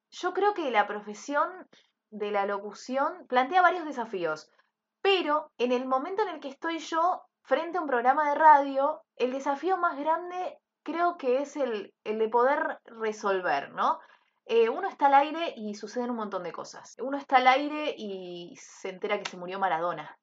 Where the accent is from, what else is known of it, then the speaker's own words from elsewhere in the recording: Monte Grande, Buenos Aires Province, Argentina; yo soy de Monte Grande